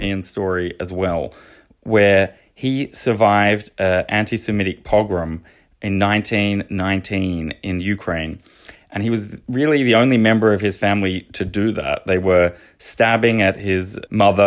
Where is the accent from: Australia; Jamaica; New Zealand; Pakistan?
Australia; now in Belgium; as an Australian